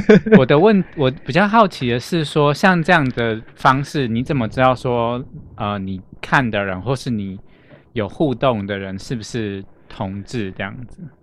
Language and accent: Chinese; southern Taiwan, Taiwan; moved away; also born or lived in Chiayi / Kaohsiung; 因为我本身是南部人